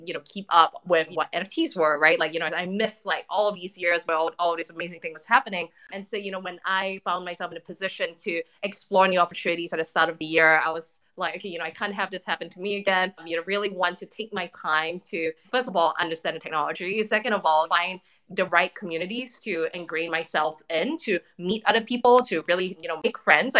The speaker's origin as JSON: {"language": "English", "country": "Singapore", "tie": "born or raised there", "moved": "as an adult", "lives_now": "Los Angeles, United States", "said": "I'm from Singapore originally, so I'm Singapore born and raised. I now live in LA, but I only moved here about 18 months ago."}